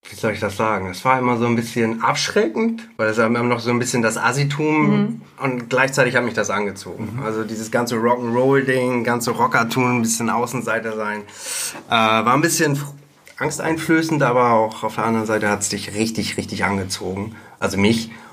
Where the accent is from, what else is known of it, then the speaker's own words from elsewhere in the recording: Bad Segeberg, Schleswig-Holstein, Germany; now in Hamburg, Germany; in Bad Segeberg damals noch, das Ach. ist meine Heimatstadt